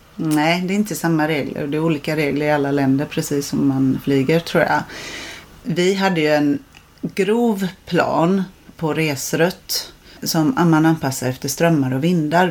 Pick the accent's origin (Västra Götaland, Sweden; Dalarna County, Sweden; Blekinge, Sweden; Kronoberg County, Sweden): Blekinge, Sweden; now in Marstrand, Sweden; jag kommer från Blekinge